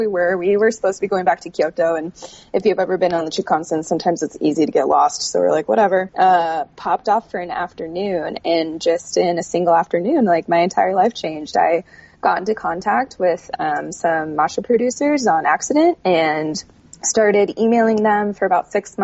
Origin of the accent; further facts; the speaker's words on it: California, United States; I grew up in California